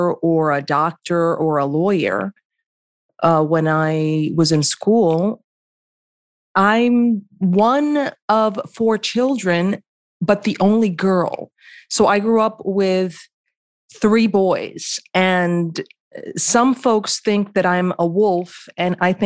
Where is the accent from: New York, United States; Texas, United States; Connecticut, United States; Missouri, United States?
New York, United States; New York City; first language Spanish; English is a second language; I grew up in the BX, so the boogie down is in the house. I'm from the Bronx